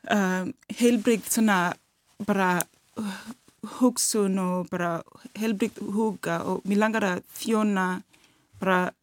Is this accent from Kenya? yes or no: yes; Kisumu, Kisumu County, Kenya; Icelandic is a second language; moved away as an adult; now in Iceland; ég er komin frá Kenya og þegar ég var, ég var þangar til ég var átt ára var svona, við varum alltaf að flytja svona svo þegar ég var átt ára þá komum við í Kisumu þar, þar sem ég ólst upp